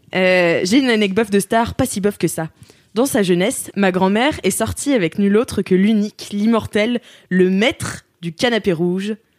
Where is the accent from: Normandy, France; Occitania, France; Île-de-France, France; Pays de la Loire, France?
Pays de la Loire, France; Nantes; ma mère est née de Quimper, donc je suis à 50% Bretagne et à 50% Vendéenne, donc je, j'ai, je suis née à Nantes